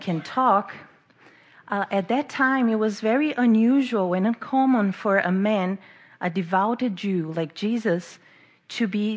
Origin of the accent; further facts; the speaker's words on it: Brazil; English is a second language; moved away as an adult; now in Baltimore, United States; I'm from Brazil, so don't mind the accent or the grammar mistakes. I've been living in Baltimore for 3 years now